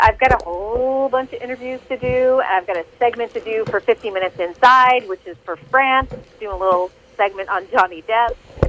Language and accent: English; East Coast, United States; which was my situation because I grew up on the East Coast